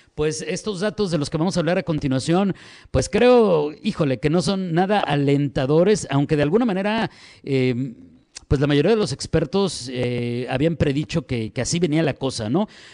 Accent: Mexico; como mexicanos

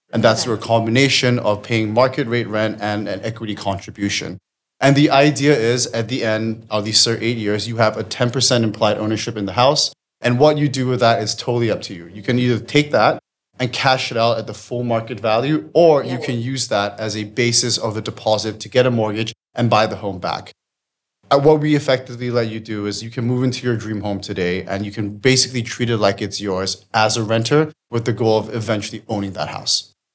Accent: Singapore; moved away as an adult; now in England, United Kingdom; I'm from Singapore originally, but I've been in England for about nine years now

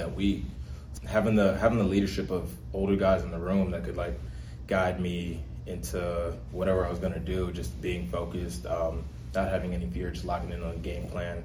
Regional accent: Houston, Texas, United States; I'm from Houston, Texas.

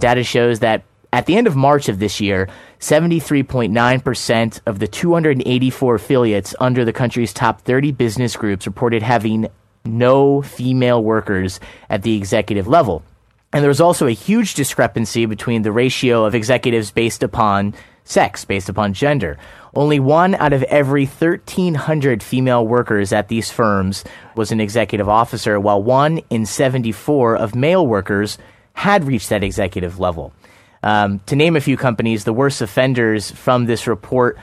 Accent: United States; moved away as an adult; now in South Korea; when I was growing up in the States

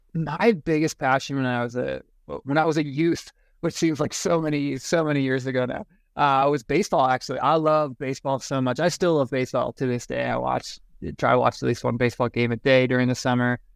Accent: Eastern Iowa, United States; moved away as an adult; now in Fairplay, United States; I grew up in Iowa. Uh, Eastern Iowa, Quad Cities

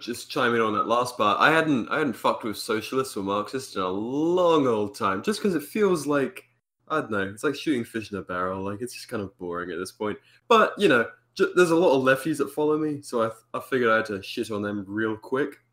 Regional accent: United Kingdom; being British

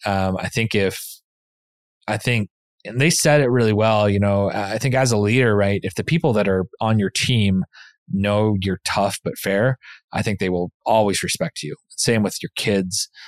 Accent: the West, United States; moved away; growing up in the West and in the mountains

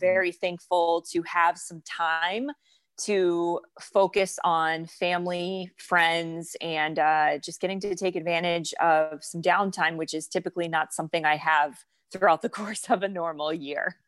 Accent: North Florida, United States; I grew up in Florida, in North Florida

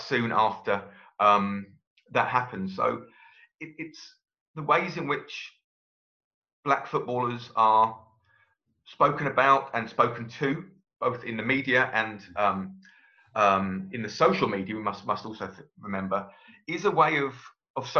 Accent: Brighton, South East England, United Kingdom; I was born in Brighton, and I've lived in Brighton all my life, apart from my time away at university

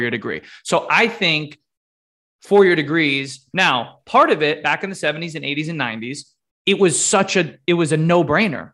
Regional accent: Connecticut, United States; my home state, Connecticut

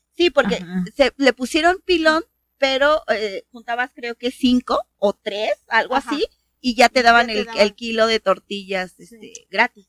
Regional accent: Mexico City, Mexico; moved away; yo soy de la CDMX.

